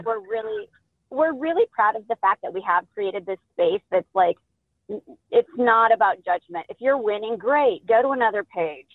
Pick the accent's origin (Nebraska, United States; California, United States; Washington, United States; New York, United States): Nebraska, United States; moved away; also born or lived in Los Angeles; We're both from Nebraska, probably like 90 miles apart